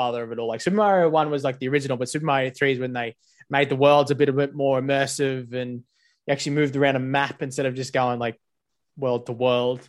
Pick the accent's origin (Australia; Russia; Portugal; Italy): Australia; as an Australian